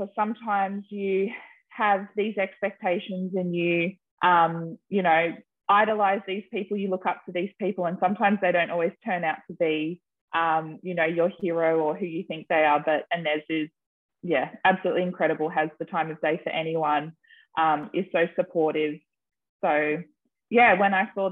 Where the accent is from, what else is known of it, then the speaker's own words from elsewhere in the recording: Australia; I am Australian